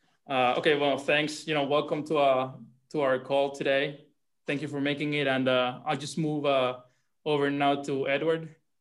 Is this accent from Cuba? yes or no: yes; Cuba; now in Palm Beach Gardens, United States; First and foremost, I was born and raised in Cuba.